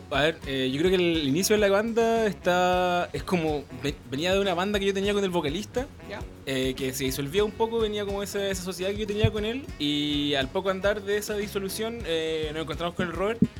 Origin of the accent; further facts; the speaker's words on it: Puerto Varas, Los Lagos, Chile; moved away as an adult; now in Santiago, Chile; somos de Puerto Varas, mucha gente, somos de la región, de la décima región, pero tenemos follaje santiaguino